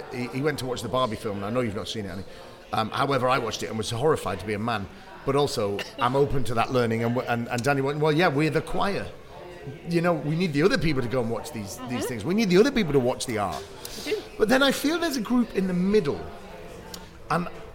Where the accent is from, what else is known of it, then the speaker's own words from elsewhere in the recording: Bury, North West England, United Kingdom; moved away; I'm from Bury.